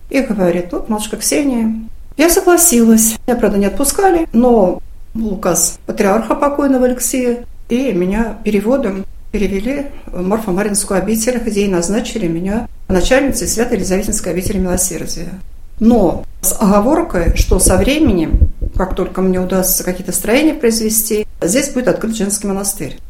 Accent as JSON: {"language": "Russian", "town": "Dmitrovsk", "region": "Oryol Oblast", "country": "Russia", "tie": "born or raised there", "said": "Я сама уроженка этого района, города Дмитровска"}